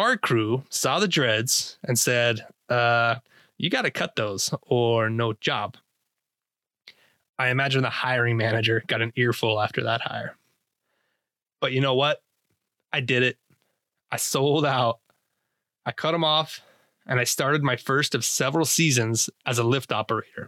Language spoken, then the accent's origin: English; Idaho, United States; I grew up in Idaho